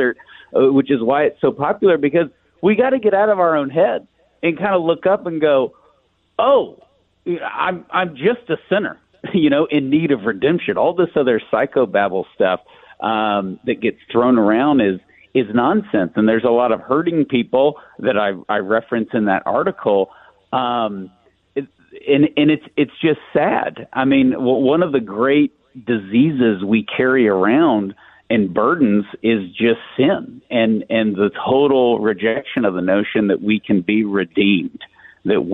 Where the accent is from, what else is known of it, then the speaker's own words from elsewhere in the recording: East Texas, United States; I'm from East Texas. I grew up in a place that's 2% Catholic